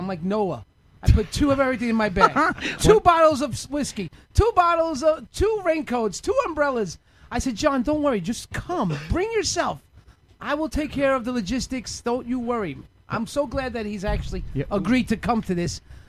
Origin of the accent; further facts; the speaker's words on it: New York, United States; Because I'm a New Yorker, so I don't trust the fact that they'll be there.